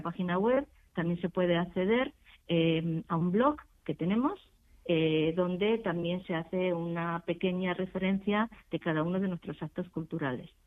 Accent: Extremadura, Spain; now in Madrid, Spain; gente que somos extremeñas, que emigramos

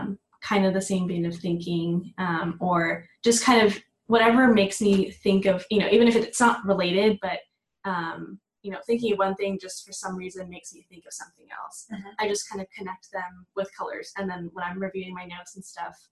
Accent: Dallas, Texas, United States; I'm from the Dallas area

